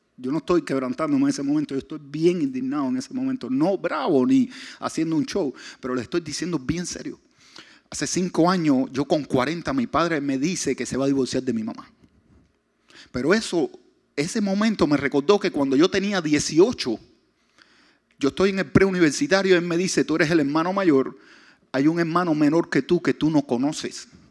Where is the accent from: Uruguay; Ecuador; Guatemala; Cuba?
Cuba; Pinar del Río; yo nací en Pinar del Río